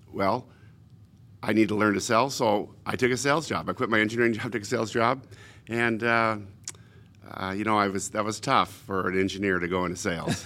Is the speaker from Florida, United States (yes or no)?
no; Portland, Oregon, United States; I was born in Portland.